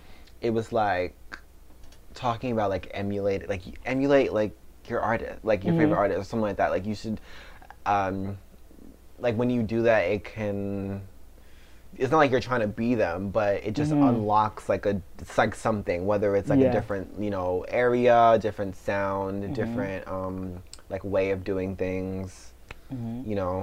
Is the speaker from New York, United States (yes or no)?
yes; New York, United States; because as a New Yorker, like, you know, you do, and you're doing your research on what, you know what I'm saying?